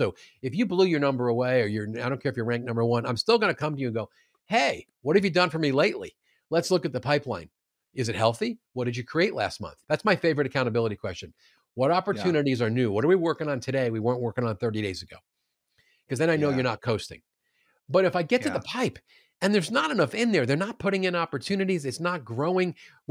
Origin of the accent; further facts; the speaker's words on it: New York, United States; also born or lived in Queens; now in St. Louis, United States; I was born in Queens. Yeah. And I'm fat because I love New York pizza.